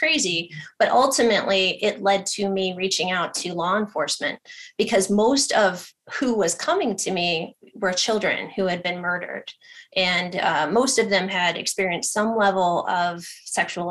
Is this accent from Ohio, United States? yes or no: yes; Ohio, United States; moved away; I'm from Ohio originally